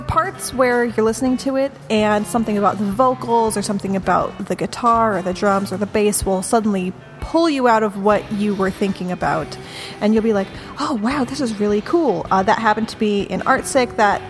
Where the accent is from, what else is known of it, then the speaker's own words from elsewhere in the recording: Portland, United States; Yay, pretentious music. I'm from Portland.